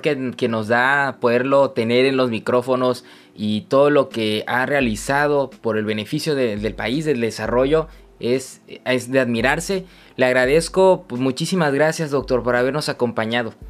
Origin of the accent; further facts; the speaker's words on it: Tabasco, Mexico; nuestro querido Tabasco